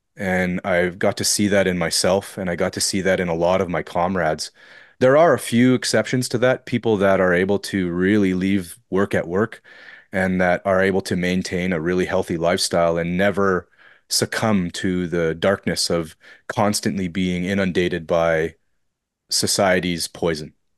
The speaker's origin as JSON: {"language": "English", "town": "Fort Frances", "region": "Ontario", "country": "Canada", "tie": "born or raised there", "said": "so that's where I'm from, and I've kind of remained here my entire life"}